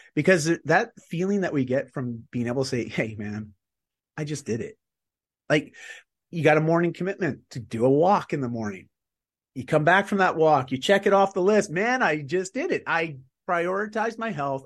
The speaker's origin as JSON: {"language": "English", "country": "Canada", "said": "I'm Canadian"}